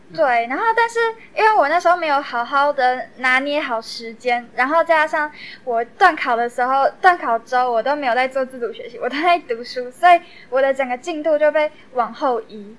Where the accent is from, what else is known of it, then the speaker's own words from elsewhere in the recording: Taoyuan, Taiwan; 我也是桃园人，然后就想要做一个跟自己的家乡，呃，过去相关的历史主题这样